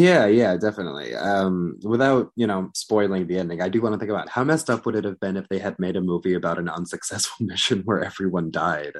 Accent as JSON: {"language": "English", "country": "United States", "said": "I'm here as an American speaking with, with British colleagues"}